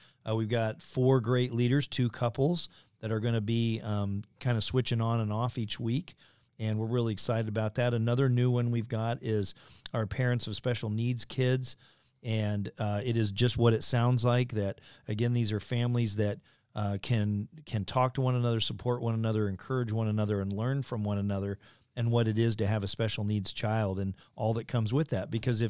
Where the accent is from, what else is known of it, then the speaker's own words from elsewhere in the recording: near the University of Illinois, United States; I grew up near the University of Illinois